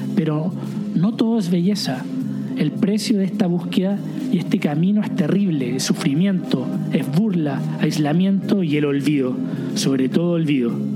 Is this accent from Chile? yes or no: yes; Chile; moved away